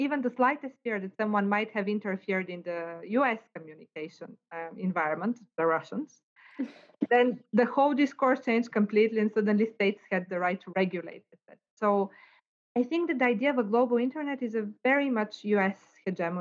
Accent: Bulgaria; now in Cambridge, United Kingdom; in Bulgaria, where I come from

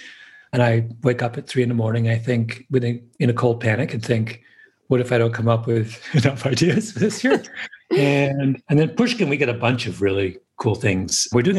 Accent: New York, United States; And as a New Yorker, I always feel there's a special bond between …

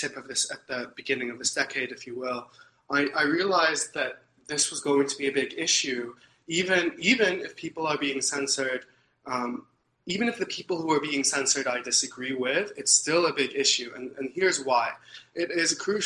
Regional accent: Ankara, Central Anatolia, Turkey; moved away as an adult; also born or lived in New York City, United States; now in Canada; I grew up in Turkey

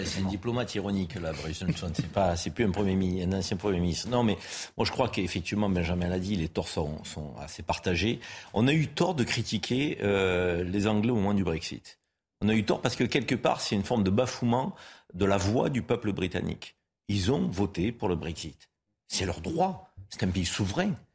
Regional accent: France; en tant que Français

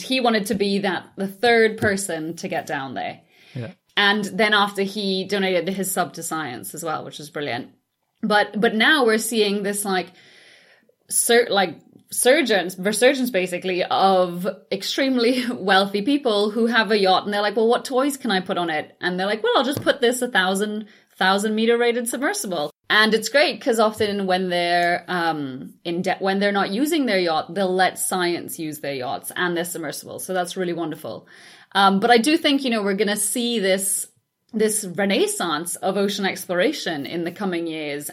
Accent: Trinidad & Tobago; moved away; growing up in the Caribbean

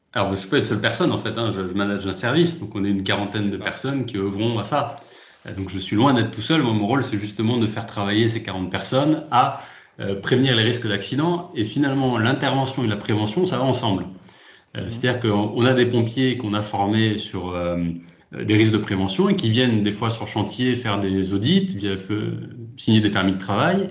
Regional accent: Lyon, Auvergne-Rhône-Alpes, France; moved away as an adult; now in south-west France; je suis originaire de Lyon, expatrié dans le sud-ouest depuis quelques

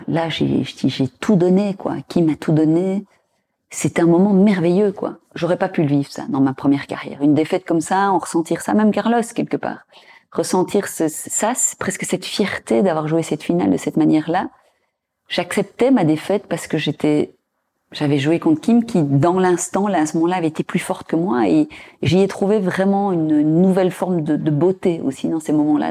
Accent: Belgium; en tant que Belge

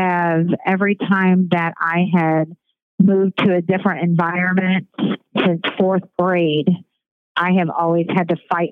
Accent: St. Louis, Missouri, United States; I grew up in St. Louis, all over the place

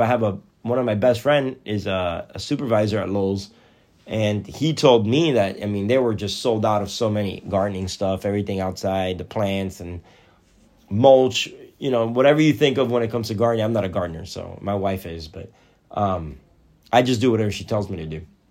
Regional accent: Athens, Georgia, United States; we're from Athens, Georgia

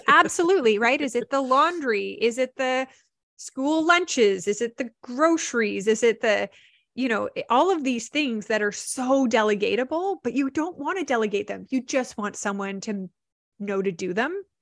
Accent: Vancouver, British Columbia, Canada; I'm actually from Vancouver.

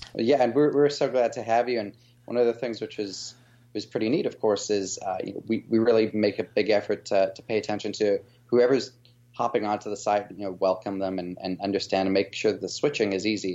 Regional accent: South Africa; moved away as an adult; now in United States; after coming from South Africa. That's my, my background and my, my accent a little bit

